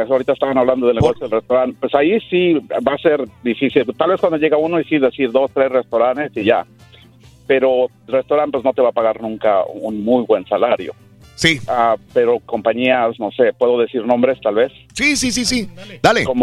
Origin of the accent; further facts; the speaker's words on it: Mexico; cuando llegué aquí, pues, de allá de México, igual era de decir tres trabajos